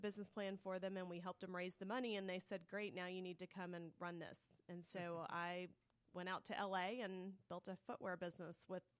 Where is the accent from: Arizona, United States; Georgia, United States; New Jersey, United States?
Georgia, United States; Clarkston; growing up in Clarkston, Georgia, our vacation was loading the station wagon and going to my grandparents' house in New York.